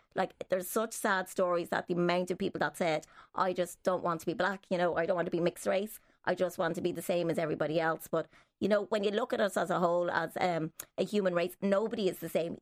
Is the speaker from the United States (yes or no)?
no; Dublin, Leinster, Ireland; I was, was born in Dublin here